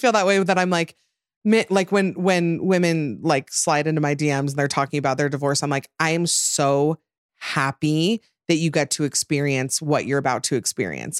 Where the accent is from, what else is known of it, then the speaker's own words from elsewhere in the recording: Utah, United States; growing up Mormon and in Utah